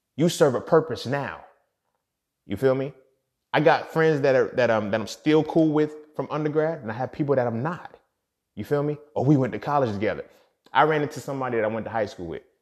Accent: United States; we're all American

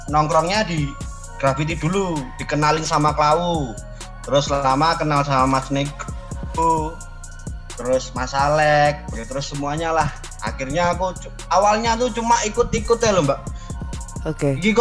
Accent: Yogyakarta, Special Region of Yogyakarta, Indonesia; Karena aku kan orang asli Wijilan no, Mbak.

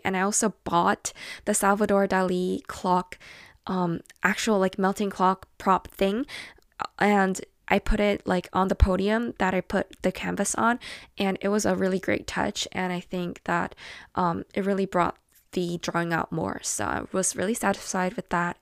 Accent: South Korea; my home country in Korea

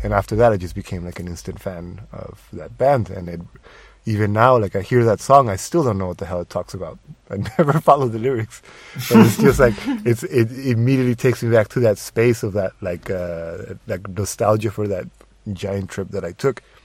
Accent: Tijuana, Baja California, Mexico; moved away; my hometown

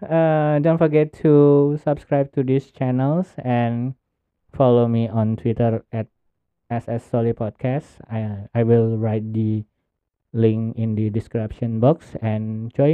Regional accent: Indonesia; English is a second language; I came from Indonesia

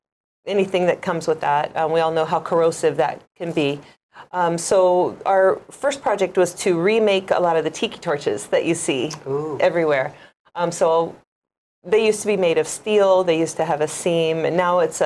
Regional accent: Indiana, United States; moved away as an adult; now in Hawaii, United States; I'm originally from Indiana. Grew up on a farm out there

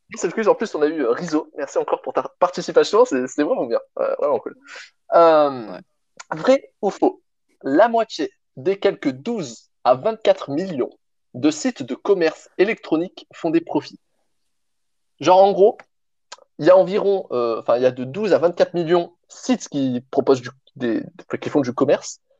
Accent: Provence-Alpes-Côte d'Azur, France; je viens de Provence

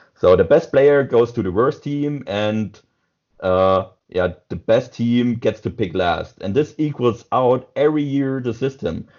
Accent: southwest Germany, Germany; me as a guy from Southwest Germany

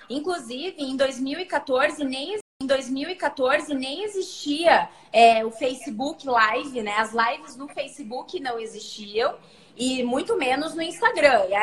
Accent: Cascavel, Paraná, Brazil; now in Curitiba, Brazil; é aí que eu vim de Cascavel para Curitiba. E desde então, estou aqui.

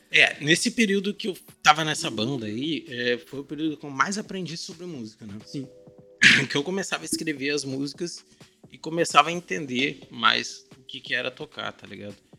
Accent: Guaíba, Rio Grande do Sul, Brazil; eu estudava em Guaíba, cidade de onde eu sou

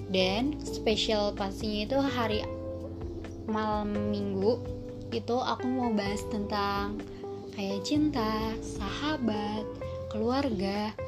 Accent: Jakarta, Indonesia; aku asal dari Jakarta

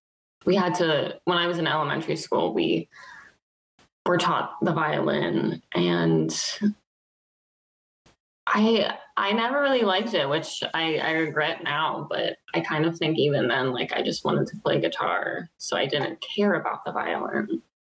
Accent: Dayton, Ohio, United States; I'm from Dayton.

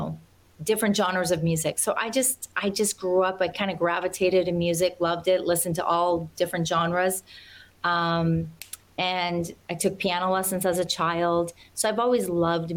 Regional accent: Alberta, Canada; also born or lived in Nashville; now in Los Angeles, United States; I grew up on a farm in Alberta, Canada

